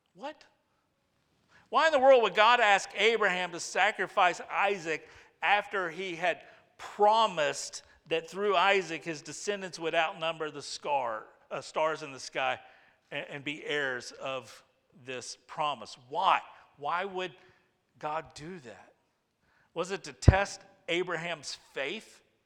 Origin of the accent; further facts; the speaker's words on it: United States; we're American